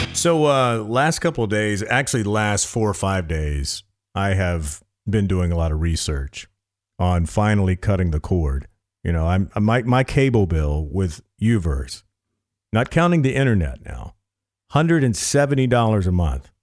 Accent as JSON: {"language": "English", "region": "the South", "country": "United States", "said": "I am from the South"}